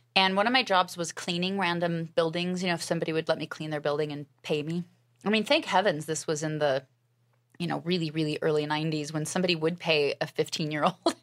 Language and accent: English; Alaska, United States; I was raised in Alaska, and my family were pioneers